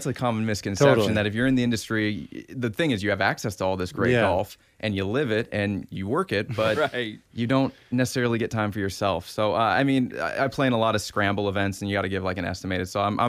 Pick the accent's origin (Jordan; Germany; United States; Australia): United States; Milwaukie, Oregon; It's a common thing where I say I'm from Milwaukee, went to high school, he's like, oh, Milwaukee.